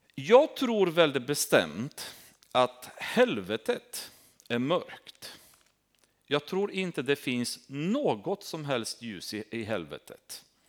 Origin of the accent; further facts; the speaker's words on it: Romania; Swedish is a second language; now in Sweden; Där jag kommer ifrån är uppvuxen i Rumänien.